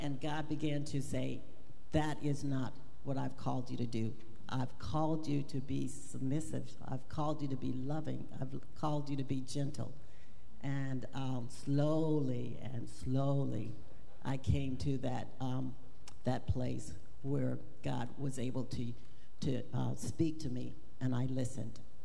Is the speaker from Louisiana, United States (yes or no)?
yes; Louisiana, United States; I was raised in Louisiana